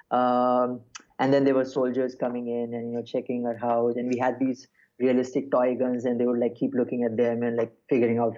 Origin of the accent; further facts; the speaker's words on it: Kuwait; also born or lived in Mumbai, India; I was, I actually I was born in Bombay, but first seven years of my life, I grew up in Kuwait.